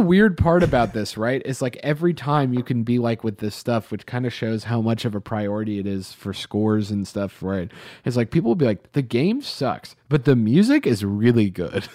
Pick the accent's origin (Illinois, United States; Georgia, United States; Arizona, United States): Georgia, United States; Atlanta; growing up in Atlanta